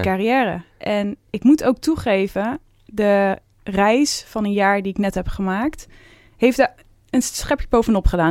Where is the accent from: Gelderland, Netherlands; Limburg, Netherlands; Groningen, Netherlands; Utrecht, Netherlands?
Gelderland, Netherlands; Veluwe; ik kom ook van de Veluwe. Ik was altijd in de bossen te vinden, boomhutten te maken